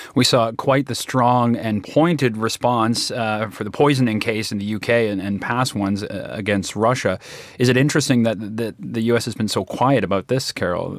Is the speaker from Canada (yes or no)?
yes; Canada; as a Canadian